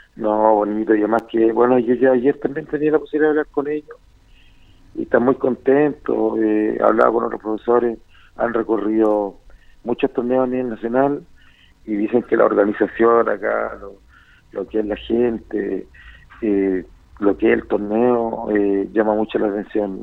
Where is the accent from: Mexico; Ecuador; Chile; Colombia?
Chile